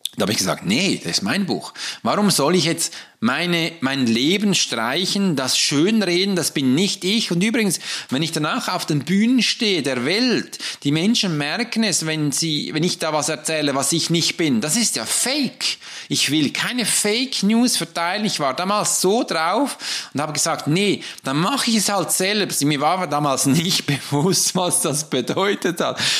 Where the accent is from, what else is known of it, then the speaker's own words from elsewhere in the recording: Switzerland; ich bin ein Schweizer